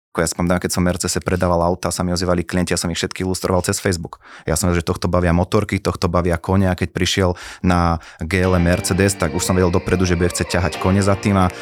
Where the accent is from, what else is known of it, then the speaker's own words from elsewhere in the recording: Žilina, Žilina Region, Slovakia; u nás v Žiline